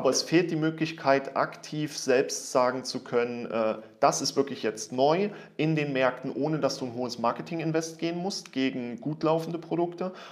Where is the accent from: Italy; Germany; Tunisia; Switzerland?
Germany; als Deutscher nicht.